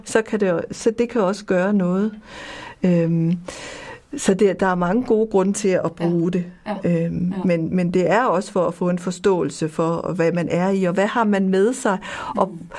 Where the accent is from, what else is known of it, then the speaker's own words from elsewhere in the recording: Copenhagen, Capital Region of Denmark, Denmark; moved away as an adult; also born or lived in West Africa; now in Jutland, Denmark; Jeg kommer fra København og er flyttet til Jylland